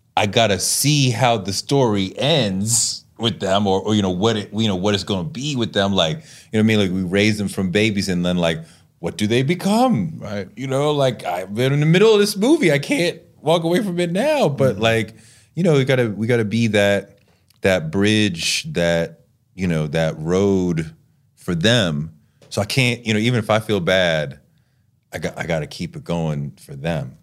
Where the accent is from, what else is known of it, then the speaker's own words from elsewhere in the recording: New York City, New York, United States; as a New Yorker